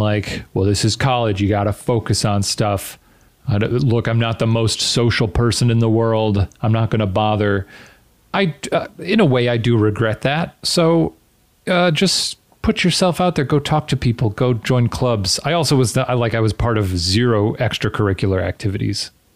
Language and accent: English; outside Chicago, Illinois, United States; I grew up outside Chicago in a suburb